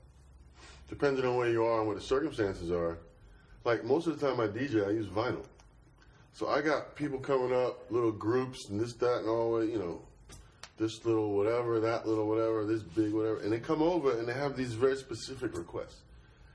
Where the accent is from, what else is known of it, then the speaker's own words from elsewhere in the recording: New York City, New York, United States; I was born and raised in Flatbush, Brooklyn.